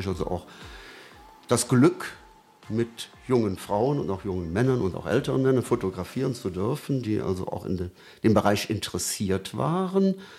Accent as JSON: {"language": "German", "town": "Brühl", "region": "North Rhine-Westphalia", "country": "Germany", "tie": "born or raised there", "also_born_or_lived": "Hürth / Lechenich", "moved": "as an adult", "lives_now": "Cologne, Germany", "said": "ich bin waschechter Brühler, habe in Brühl natürlich dann auch schon viel fotografiert"}